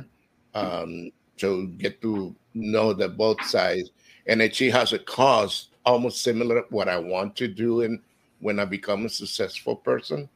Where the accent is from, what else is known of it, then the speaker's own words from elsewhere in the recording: Honduras; now in Florida, United States; I am from Honduras, and I've been living here in Florida for 38 years.